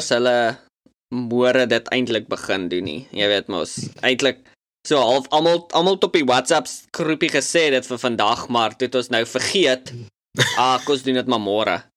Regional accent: South Africa; as Suid-Afrikaners of Afrikaanssprekendes

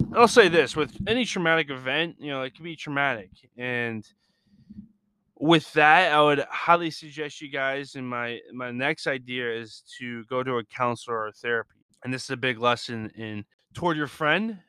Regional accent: Lisbon, Portugal; with my mom, growing up in Lisbon

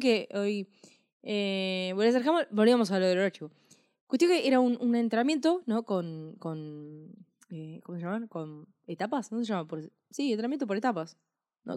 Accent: Argentina

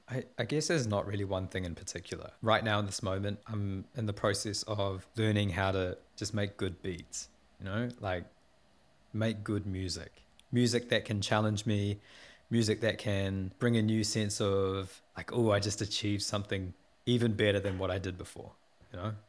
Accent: Porirua, Wellington, New Zealand; I was born in Poineke and raised in Porirua. I'm a South Asian Kiwi, and my roots go back to primarily in India

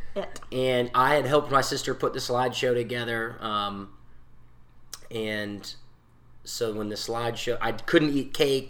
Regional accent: Newberry, South Carolina, United States; I'm from Newberry

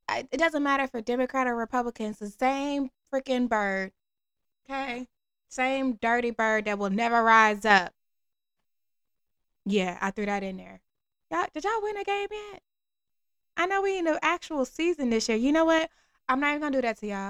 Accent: Miami, Florida, United States; I'm from Miami

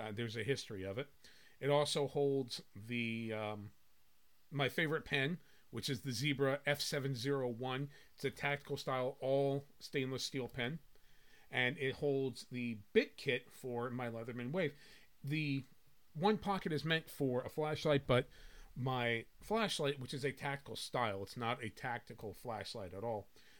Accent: New Jersey, United States; I grew up in North Jersey.

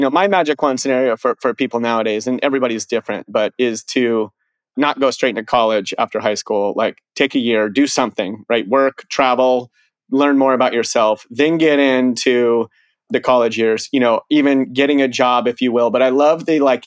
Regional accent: Colorado, United States; growing up in Colorado

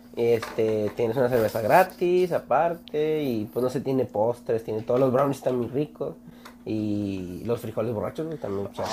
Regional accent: Mexico; qué bueno que nací aquí. A veces sí quise ser de Estados Unidos, pero qué bueno que nací en México

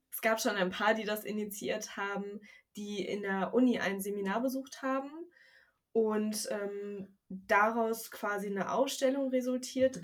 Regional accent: Wuppertal, North Rhine-Westphalia, Germany; moved away as an adult; now in Bremen, Germany; Ich komme ja aus Wuppertal

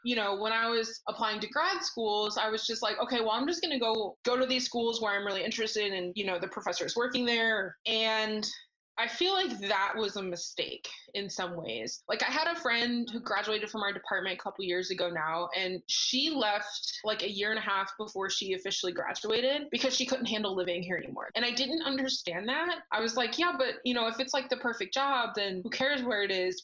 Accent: Missouri, United States; moved away; also born or lived in Alaska; where I grew up in Missouri

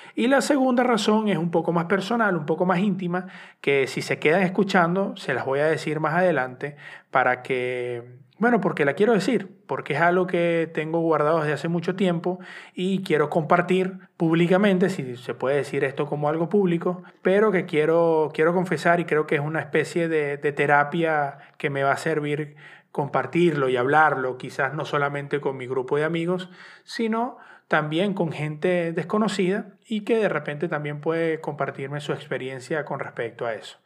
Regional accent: Venezuela; soy periodista de Venezuela

